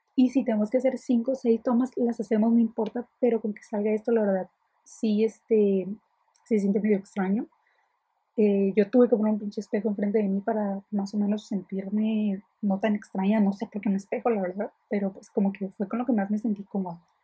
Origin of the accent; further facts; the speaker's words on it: Ensenada, Baja California, Mexico; soy de Ensenada